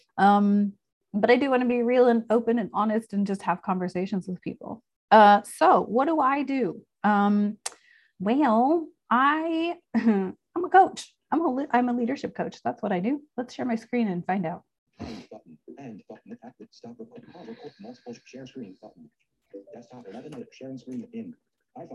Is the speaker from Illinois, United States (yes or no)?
yes; Chicago, Illinois, United States; moved away; I'm from Chicago. I lived in Chicago for a long time